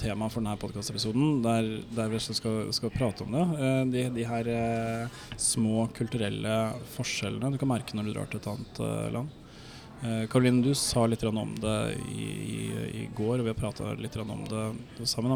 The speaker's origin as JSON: {"language": "Norwegian", "country": "Norway", "said": "Som nordmann"}